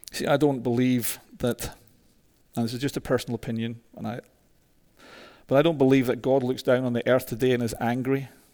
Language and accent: English; Scotland, United Kingdom; moved away; also born or lived in Toronto; a mad Scotsman